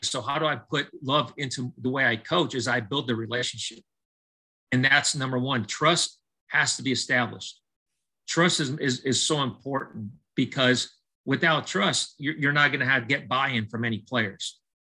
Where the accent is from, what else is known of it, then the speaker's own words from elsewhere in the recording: Southern California, United States; I was born and raised in Southern California